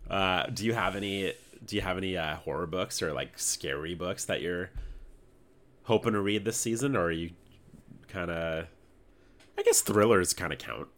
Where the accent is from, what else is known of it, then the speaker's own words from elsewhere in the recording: Canada; we're Canadian